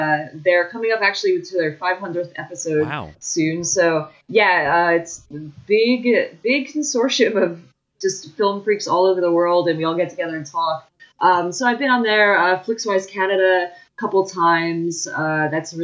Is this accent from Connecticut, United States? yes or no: no; New Jersey, United States; also born or lived in Hillside, New Jersey / Nutley, New Jersey; we're both from Jersey